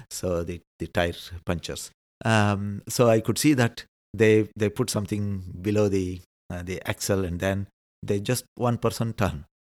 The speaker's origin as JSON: {"language": "English", "country": "India", "moved": "as an adult", "lives_now": "Netherlands", "said": "being an Indian, it also helps because we believe in rebirth"}